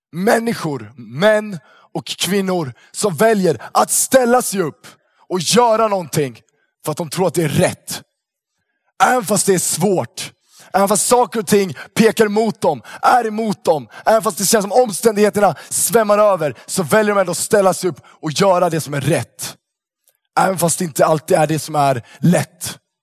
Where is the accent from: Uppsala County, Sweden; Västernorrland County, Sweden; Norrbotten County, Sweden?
Uppsala County, Sweden; Uppsala; moved away; Jag kommer från Uppsala från början